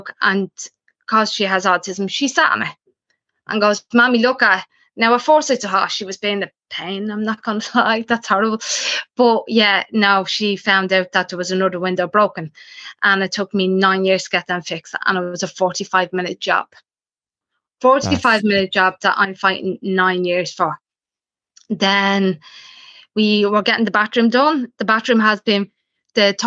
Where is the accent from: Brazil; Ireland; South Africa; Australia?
Ireland; Dublin, Leinster; I came from Dolphins Barn